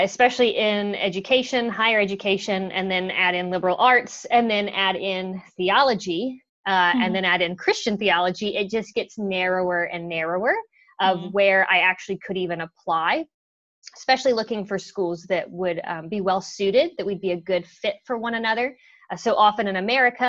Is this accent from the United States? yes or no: yes; Georgia, United States; moved away as an adult; also born or lived in United Kingdom; now in New Zealand; So I was born in Georgia. I am a Southern Belle by birth. I was actually born in Georgia Baptist Hospital. So I'm also Baptist by birth, one could say. And I was raised in the Southern Baptist tradition